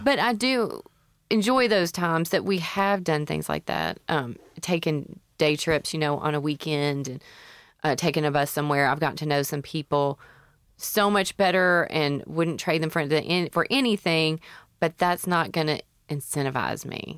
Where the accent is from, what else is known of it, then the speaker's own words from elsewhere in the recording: Memphis, Tennessee, United States; I'm from Memphis